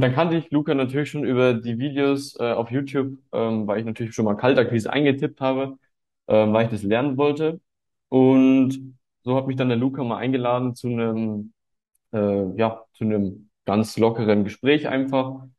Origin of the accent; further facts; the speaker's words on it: Munich, Bavaria, Germany; ich bin 18 Jahre alt und komme aus München